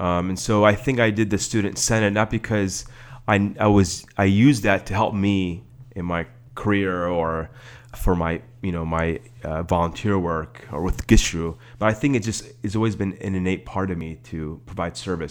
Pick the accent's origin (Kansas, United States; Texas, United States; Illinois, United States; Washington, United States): Illinois, United States; Skokie; also born or lived in Netherlands / Palatine, Illinois; I grew up in Skokie for part of my childhood.